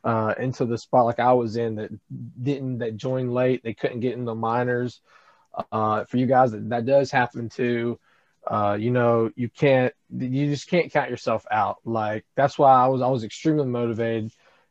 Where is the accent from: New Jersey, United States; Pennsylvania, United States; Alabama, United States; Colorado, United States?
Alabama, United States; Athens; also born or lived in Tuscaloosa, Alabama; I was born in Athens, Alabama. I live in the Tuscaloosa/Clear area